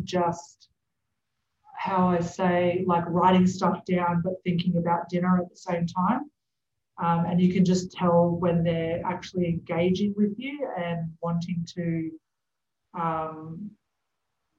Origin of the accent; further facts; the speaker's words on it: Brisbane, Queensland, Australia; moved away; we grew up in Brisbane, so I had a lot of friends and family there